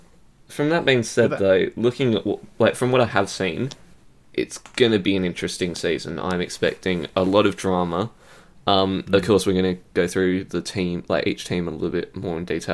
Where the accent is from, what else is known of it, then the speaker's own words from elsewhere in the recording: Australia; being Australian